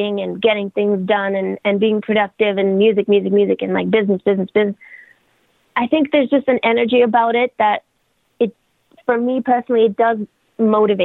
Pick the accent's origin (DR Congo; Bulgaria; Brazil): Bulgaria; also born or lived in United Kingdom; now in Canada; I am from, like, I grew up in Bulgaria. Okay. And then in the UK